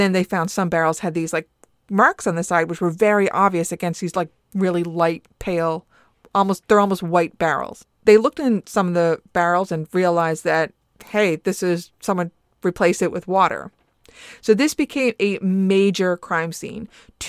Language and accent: English; Newfoundland and Labrador, Canada; You know, as a Newfoundlander, we prefer molasses to put on our Towtons.